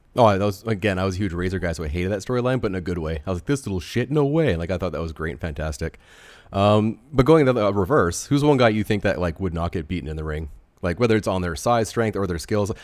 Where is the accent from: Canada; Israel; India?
Canada; being a Canadian